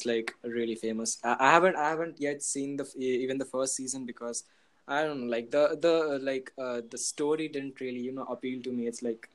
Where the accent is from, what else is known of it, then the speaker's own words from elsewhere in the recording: Kolkata, West Bengal, India; I'm from Kolkata, India.